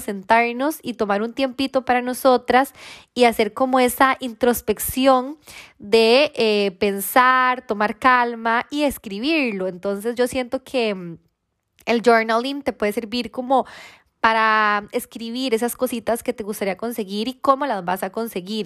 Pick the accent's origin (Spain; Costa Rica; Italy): Costa Rica; soy de Costa Rica